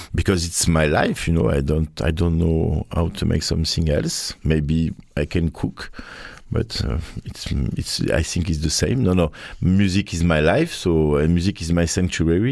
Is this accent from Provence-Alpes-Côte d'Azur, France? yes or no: yes; Marseille, Provence-Alpes-Côte d'Azur, France; English is a second language; we are from Marseille